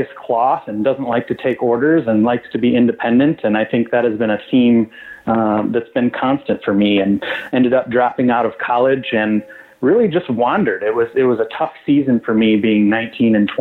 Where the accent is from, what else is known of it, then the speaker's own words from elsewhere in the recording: West Michigan, United States; I grew up in West Michigan, a very conservative town